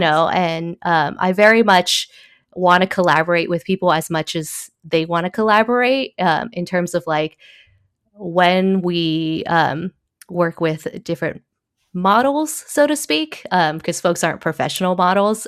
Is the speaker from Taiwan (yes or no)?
yes; Taiwan; also born or lived in Originally from Taiwan; now in United States; I was born in Taiwan